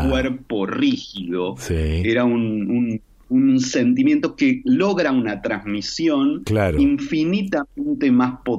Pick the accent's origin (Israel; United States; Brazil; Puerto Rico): Israel; moved away; also born or lived in Argentina; que nosotros habíamos hecho una experiencia en los kibutzim israelíes antes de la dictadura, donde yo me crié, nací en Argentina, pero nos fuimos ahí.